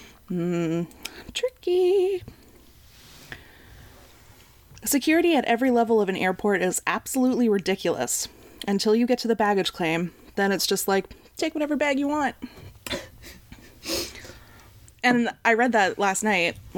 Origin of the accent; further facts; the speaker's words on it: Canada; being a Canadian